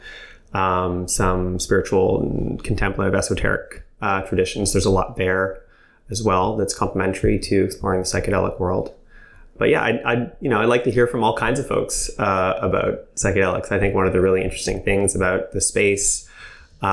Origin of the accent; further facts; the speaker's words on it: Montreal, Quebec, Canada; I'm from Montreal, born and raised